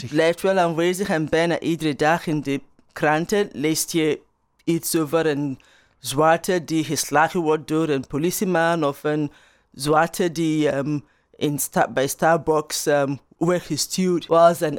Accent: Turnhout, Flanders, Belgium; In België hadden ze daar echt moeite mee. Dat ze zeggen, ja, ik kom uit Turnhout of Bel België ze vragen, ja, maar, maar waar eigenlijk?

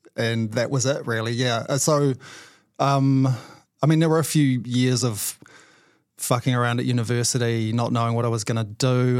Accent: Whanganui, Manawatū-Whanganui, New Zealand; moved away; I grew up in Wanganui.

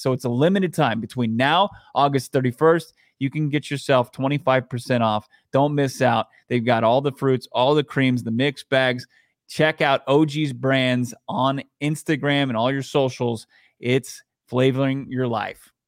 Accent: Falls Church, Virginia, United States; I'm from Northern Virginia. I'm from Falls

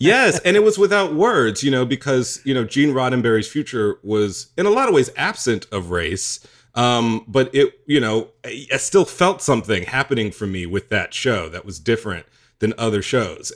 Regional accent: the South, United States; part of being a gay black boy growing up in the South means that you have a divided life. I did.

